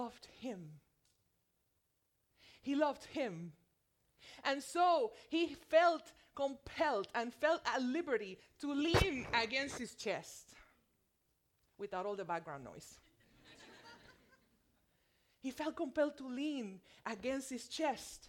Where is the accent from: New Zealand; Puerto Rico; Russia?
Puerto Rico; accent: thick Puerto Rican; moved away as an adult; also born or lived in mainland USA; now in United States; I am from Puerto Rico. And let me tell you, it shows when I speak Spanish. I have a thick Puerto Rican accent